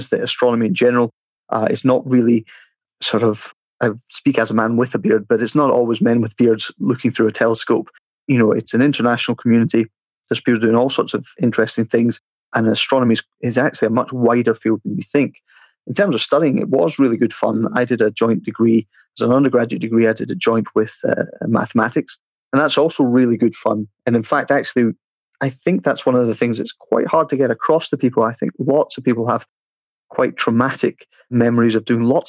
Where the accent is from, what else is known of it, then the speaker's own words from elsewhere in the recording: Kilmaurs, Scotland, United Kingdom; moved away as an adult; also born or lived in Glasgow; now in London, United Kingdom; I came from East Ayrshire. I grew up in a little village called Kilmaurs.